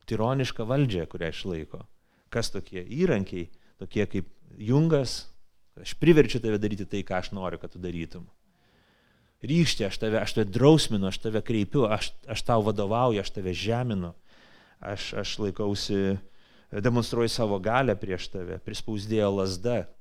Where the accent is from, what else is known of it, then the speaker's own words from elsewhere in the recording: Lithuania; mes lietuviai greičiausiai visi tokie.